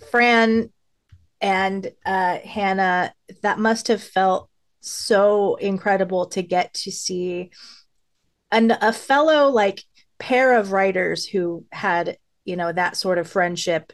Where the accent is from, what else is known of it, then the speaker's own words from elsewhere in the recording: Los Angeles, California, United States; I grew up in Hollywood, and I used to walk down La Brea all the time